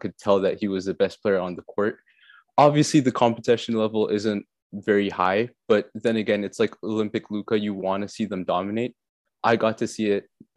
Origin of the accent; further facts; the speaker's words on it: Canada; being Canadian